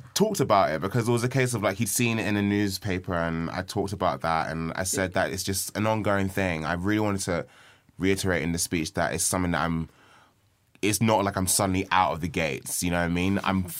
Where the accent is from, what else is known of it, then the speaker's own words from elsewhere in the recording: Nigeria; I'm Nigerian.